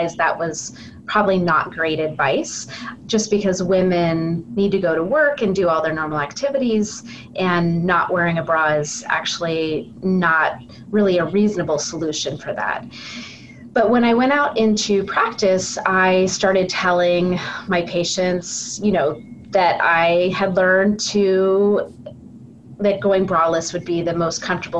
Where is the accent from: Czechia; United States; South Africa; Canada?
United States; California; moved away as an adult; also born or lived in North Carolina; now in Portland, United States; I am from California originally